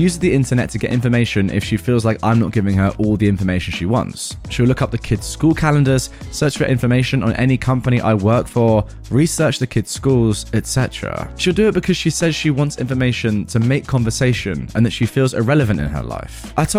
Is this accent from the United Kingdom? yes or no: no; Dubai, United Arab Emirates; For context, my childhood was spent growing up in Dubai in a villa compound, which is basically like a mini gated community of 16 odd villa homes